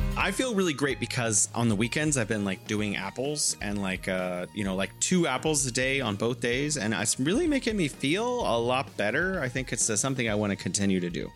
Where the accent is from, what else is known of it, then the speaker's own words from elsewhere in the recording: California, United States; now in Wuhan, China; I'm originally from California, but now I am living in beautiful Wuhan, China.